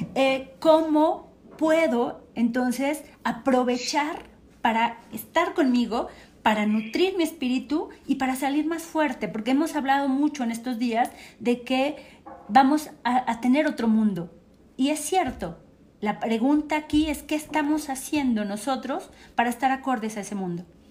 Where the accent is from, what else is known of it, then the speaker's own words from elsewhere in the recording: State of Mexico, Mexico; como mexicanos y particularmente como mexiquenses